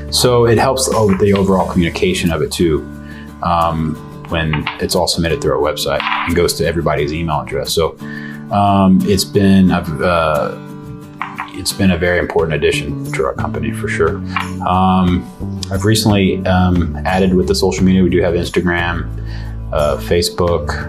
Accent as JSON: {"language": "English", "town": "San Antonio", "region": "Texas", "country": "United States", "tie": "born or raised there", "said": "born and raised"}